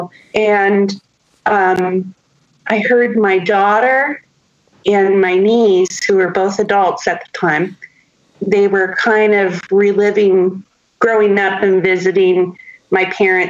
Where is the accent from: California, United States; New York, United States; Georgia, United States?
California, United States; San Jose; I grew up in San Jose, which mm-hmm. is now Silicon Valley